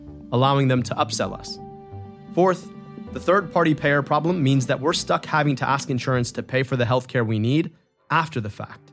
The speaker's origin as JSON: {"language": "English", "region": "Michigan", "country": "United States", "tie": "born or raised there", "said": "my home state of Michigan"}